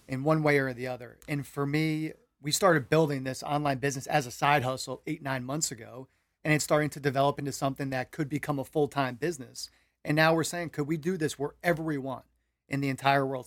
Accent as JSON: {"language": "English", "region": "New York", "country": "United States", "said": "I come from New York"}